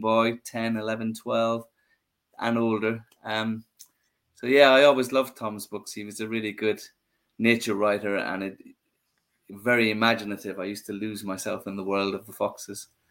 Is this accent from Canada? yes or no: no; Ireland; when I was a young boy growing up in Ireland